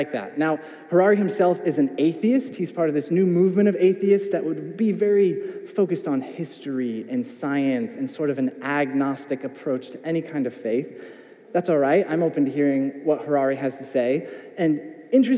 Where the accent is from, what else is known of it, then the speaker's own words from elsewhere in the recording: United States; as an American